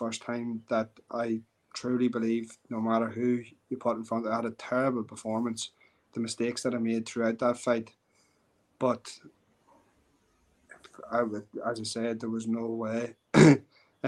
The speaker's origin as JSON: {"language": "English", "country": "Ireland", "said": "as an Irish MMA fighter"}